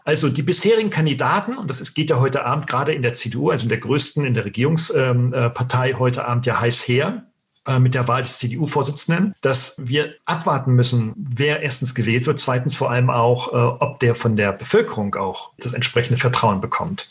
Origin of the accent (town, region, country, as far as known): Germany